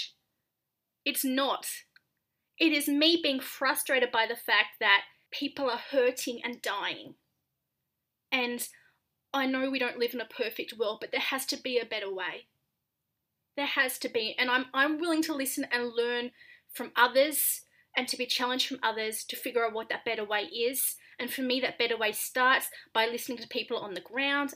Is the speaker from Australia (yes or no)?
yes; Australia; now in United States; I'm Australian